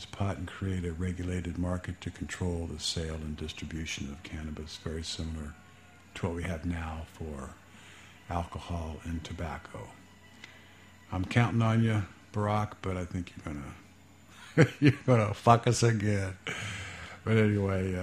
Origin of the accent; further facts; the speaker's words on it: Fairborn, Ohio, United States; I grew up in Fairborn, Ohio